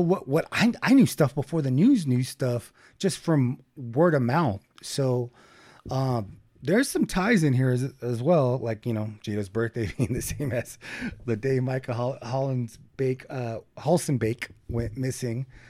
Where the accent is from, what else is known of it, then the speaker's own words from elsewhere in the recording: Bakersfield, California, United States; we grew up in Bakersfield